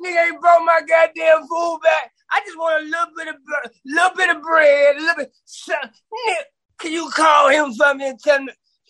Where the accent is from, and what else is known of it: Chicago, Illinois, United States